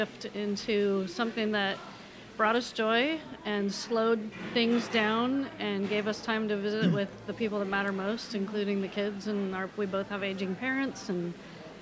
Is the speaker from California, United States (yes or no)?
no; Indiana, United States; moved away as an adult; also born or lived in Bremerton, Washington / Florida; now in Washington, United States; I am from Indiana